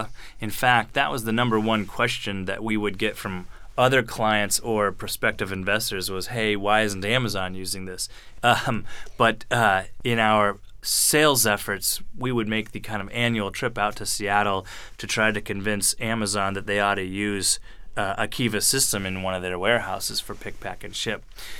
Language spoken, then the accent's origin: English; Frankfurt, Hesse, Germany; born there; So I was born in Frankfurt, Germany, in a U.S. Army hospital.